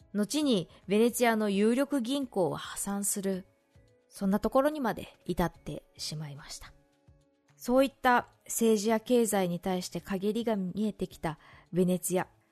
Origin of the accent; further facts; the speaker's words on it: Shizuoka, Japan; 静岡の地元